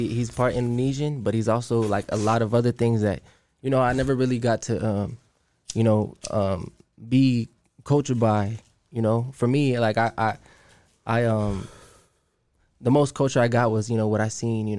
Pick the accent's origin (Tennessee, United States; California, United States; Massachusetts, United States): California, United States; Oceanside; where I grew up at in Oceanside is referred to as like the Mid Valley area